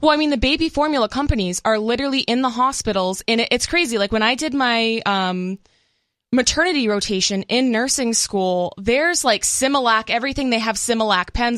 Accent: Massachusetts, United States; moved away; also born or lived in California; I'm originally from Massachusetts, so I guess to me that feels more like home

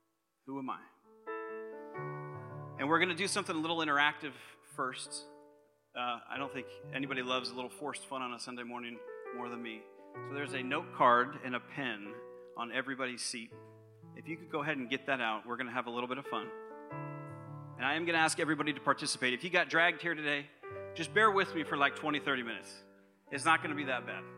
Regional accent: Concord, California, United States; I was born and raised right here in the Bay Area, not too far from here actually, just over Ignacio in Concord

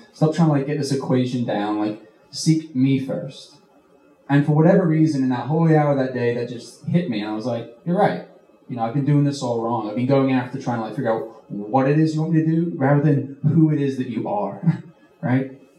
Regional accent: United Kingdom; accent: mixed; I'm originally from the UK. I'm British, but I've been here a long time now, so my accent is just like a gumbo.

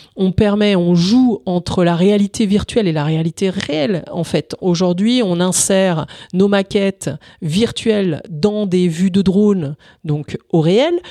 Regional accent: Italy; moved away; Je suis né en Italie, donc euh, avec un père euh, italien et entrepreneur

